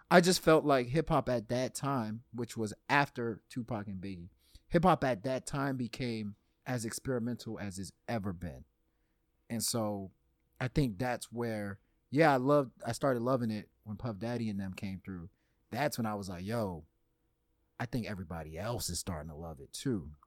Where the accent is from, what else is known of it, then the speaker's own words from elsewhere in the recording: Louisiana, United States; I was born in Louisiana